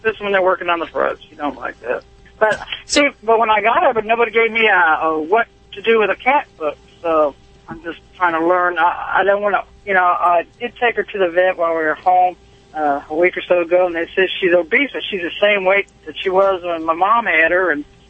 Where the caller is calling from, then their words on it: Conway, Missouri, United States; Conway, Missouri. I'm a truck driver.